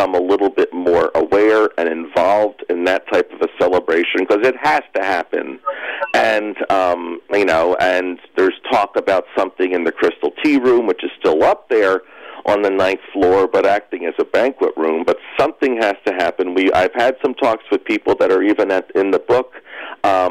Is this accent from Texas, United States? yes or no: no; Cherry Hill, New Jersey, United States; I grew up in Cherry Hill